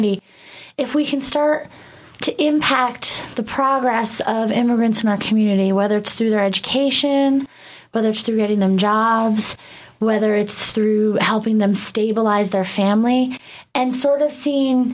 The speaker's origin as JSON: {"language": "English", "region": "New Jersey", "country": "United States", "tie": "born or raised there", "also_born_or_lived": "Santa Fe", "moved": "yes", "said": "I was born in New Jersey"}